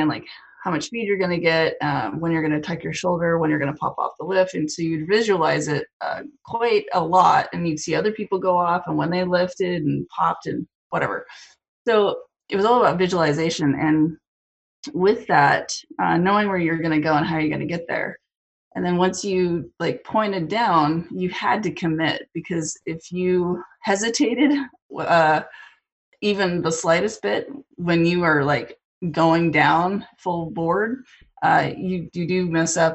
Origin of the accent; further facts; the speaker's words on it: Whitefish, Montana, United States; moved away as an adult; also born or lived in Seattle; I was born and raised in Whitefish.